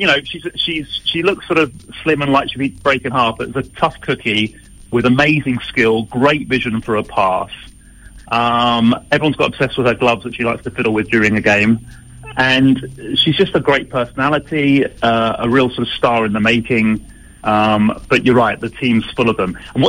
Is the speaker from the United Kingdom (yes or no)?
yes; England, United Kingdom; now in Sydney, Australia; It's really weird being an Englishman, Alex, in Australia right now